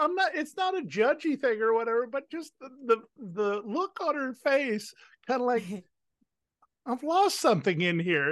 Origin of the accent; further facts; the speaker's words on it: Washington, District of Columbia, United States; DC is my hometown.